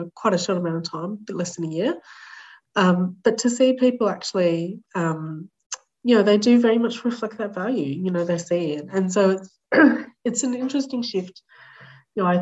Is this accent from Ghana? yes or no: no; Australia; as an Australian person